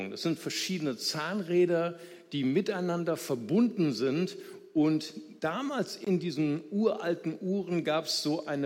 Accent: Brazil; unser größter Gegner als Brasilianer, nicht wahr?

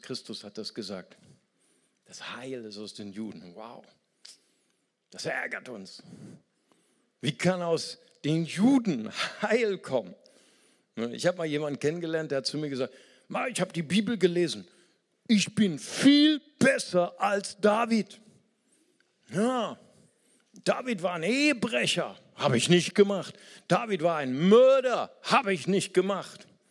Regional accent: Germany; Wir als Deutsche

